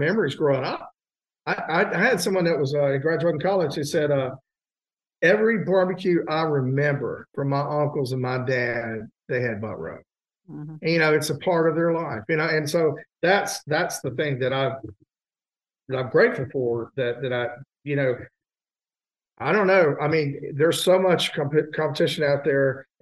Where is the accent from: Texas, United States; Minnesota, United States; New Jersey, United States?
Texas, United States; moved away; also born or lived in Hyde Park, New York / Florida; I learned about rub because I grew up in Texas